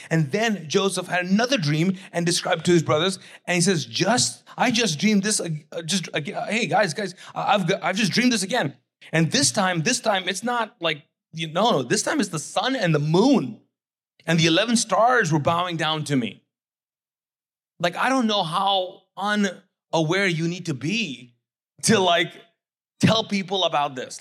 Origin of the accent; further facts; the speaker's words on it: Kuwait; English is a second language; also born or lived in Pakistan; now in United States; I grew up, uh, born and raised as a Muslim, conservative, Sunni Muslim, Pakistani living in Kuwait, okay? English was not my first language, not my second language